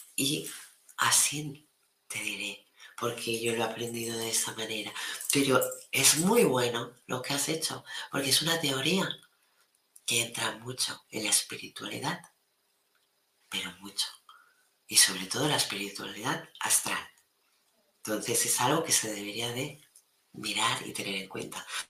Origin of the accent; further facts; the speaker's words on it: Maresme, Catalonia, Spain; mi pueblo